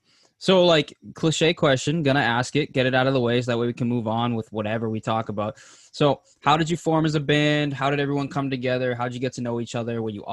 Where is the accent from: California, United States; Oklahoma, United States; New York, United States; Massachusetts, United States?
Massachusetts, United States; We're from Massachusetts, so.